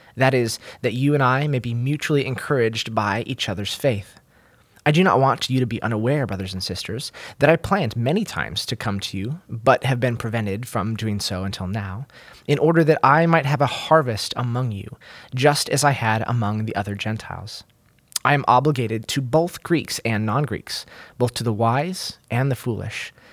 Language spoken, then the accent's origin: English; Oregon, United States; moved away; I'm from Oregon State originally